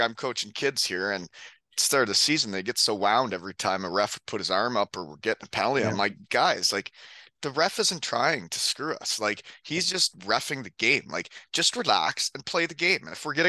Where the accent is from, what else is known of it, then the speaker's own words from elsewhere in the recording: Elmira, Ontario, Canada; So he's from my hometown. We're both Elmira, Ontario boys.